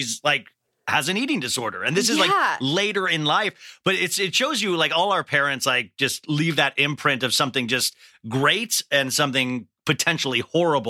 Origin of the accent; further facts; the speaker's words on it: Kansas, United States; we grew up in Kansas